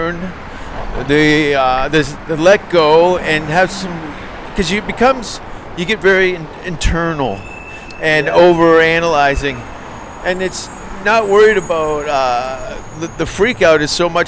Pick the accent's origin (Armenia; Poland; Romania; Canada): Canada; Hamilton, Ontario; moved away as an adult; also born or lived in Los Angeles, United States; I'm from a place an hour outside of Toronto called Hamilton